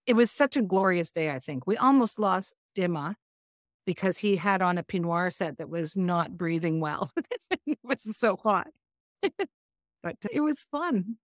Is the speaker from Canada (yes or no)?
yes; Canada; moved away as an adult; now in Asheville, United States; I'm Canadian